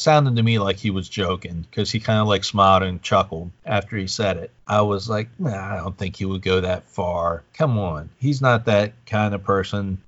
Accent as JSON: {"language": "English", "region": "East Coast", "country": "United States", "tie": "born or raised there", "said": "growing up on the East Coast"}